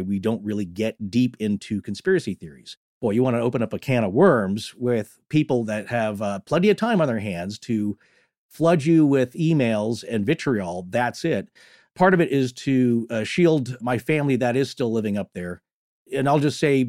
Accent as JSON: {"language": "English", "country": "United States", "also_born_or_lived": "Western Montana", "said": "I'm from Eastern Washington, Northern Idaho panhandle area"}